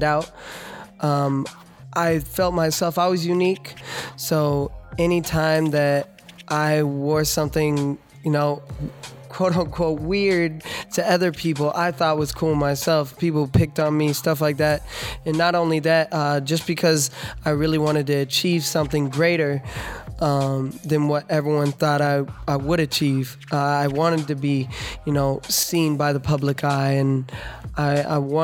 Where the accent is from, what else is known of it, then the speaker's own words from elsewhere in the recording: Ames, Iowa, United States; also born or lived in Webster City, Iowa; now in California, United States; I'm originally from Ames, Iowa. I was born in Webster City. And I used to live on a farm